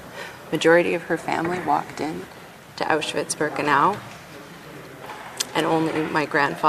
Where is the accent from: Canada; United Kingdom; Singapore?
Canada; As a parliamentarian, as a Canadian of Jewish origin, as a descendant of Holocaust survivors